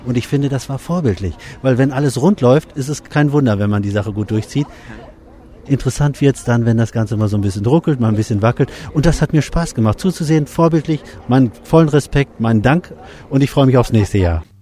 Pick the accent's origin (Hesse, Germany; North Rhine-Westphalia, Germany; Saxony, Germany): North Rhine-Westphalia, Germany; Bielefeld; Ich komme aus Bielefeld, aus Deutschland.